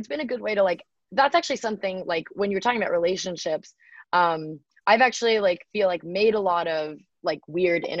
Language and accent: English; Bay Area, California, United States; growing up in the Bay Area